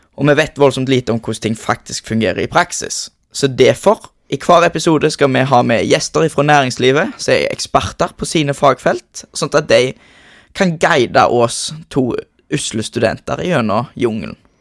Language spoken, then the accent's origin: Norwegian; Norway; Jeg kommer jo mesten herifra